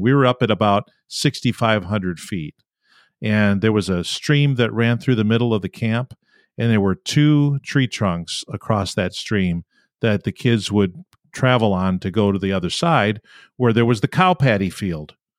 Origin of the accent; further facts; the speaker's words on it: Rochester, New York, United States; I'm from Western New York, Rochester, New York